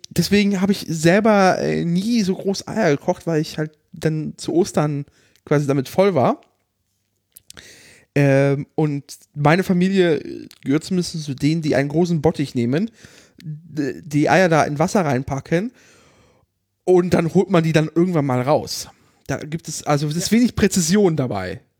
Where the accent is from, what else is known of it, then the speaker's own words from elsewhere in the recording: Berlin, Germany; ah, hi, ich bin jung und ich bin aus Berlin.